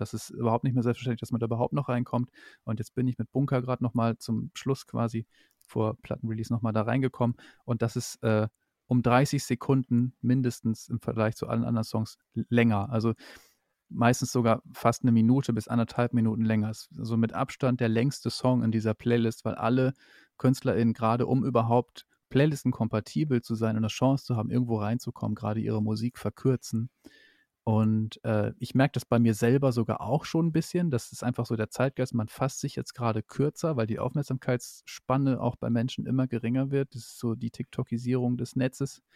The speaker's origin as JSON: {"language": "German", "area": "East Frisia", "region": "Lower Saxony", "country": "Germany", "moved": "yes", "lives_now": "Berlin, Germany", "said": "ich komme ja aus Ostfriesland, aus Niedersachsen"}